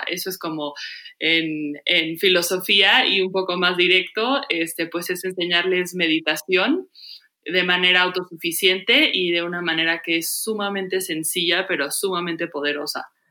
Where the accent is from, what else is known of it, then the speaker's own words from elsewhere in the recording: Mexico; moved away as an adult; also born or lived in Los Angeles; me tengo que ir de México